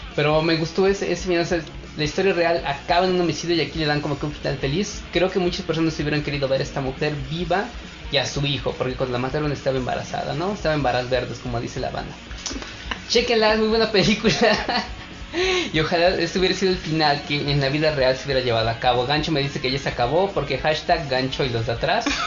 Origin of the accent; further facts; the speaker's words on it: Mexico; siendo mexicanos